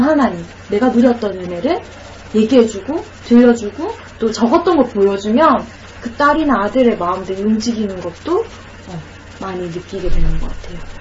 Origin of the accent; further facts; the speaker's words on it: Gyeongsang, South Korea; 저는 경상도 사람이라서